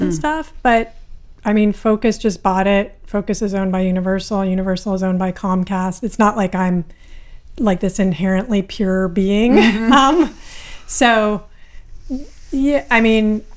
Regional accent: Berkeley, California, United States; I grew up in Berkeley, which is a pretty radical city

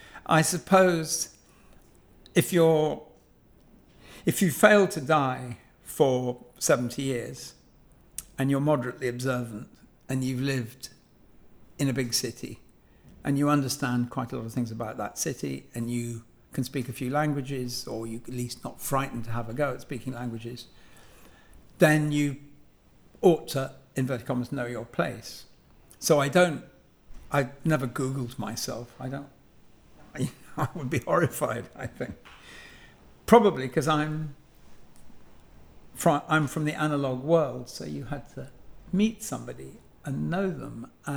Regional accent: London, United Kingdom; so I'm a Londoner, and I'm a Londoner as most people are Londoners who failed to leave. So it's hardly, you know, my family have been here for generations.

